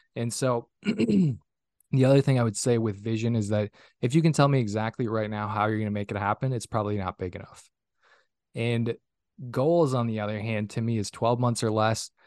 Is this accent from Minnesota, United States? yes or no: yes; northern Minnesota, United States; now in Minneapolis–Saint Paul, United States; born and raised in Minnesota, originally, uh, from a small little town of three hundred people up in, uh, northern Minnesota